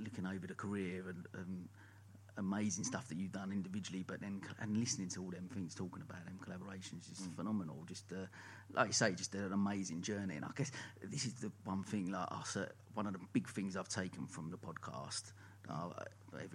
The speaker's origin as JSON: {"language": "English", "town": "Dagenham", "region": "London", "country": "United Kingdom", "accent": "Essex twang", "said": "with the Essex twang, I'm from Dagenham."}